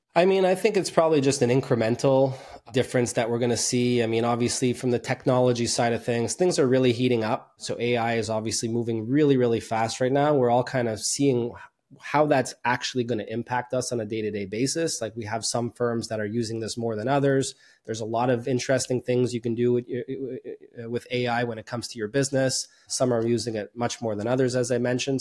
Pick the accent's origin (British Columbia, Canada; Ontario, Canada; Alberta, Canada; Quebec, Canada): Quebec, Canada; Montreal; born and raised in Montreal, Canada